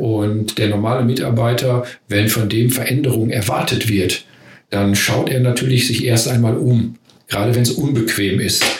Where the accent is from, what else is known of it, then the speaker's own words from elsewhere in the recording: Ruhr area, North Rhine-Westphalia, Germany; also ich komme ja aus dem Ruhrgebiet, hört man vielleicht auch